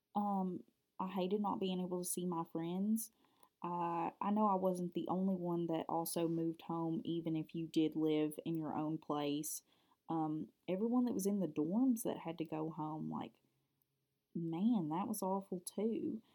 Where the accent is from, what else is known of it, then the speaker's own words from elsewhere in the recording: Cub Run, Kentucky, United States; I'm from a small town in South Central Kentucky. It's called Cub Run